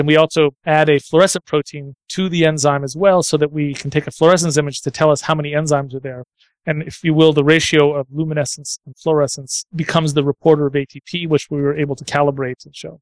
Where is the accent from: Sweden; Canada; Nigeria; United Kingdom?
Canada; Ottawa, Ontario; I grew up in Ottawa, Canada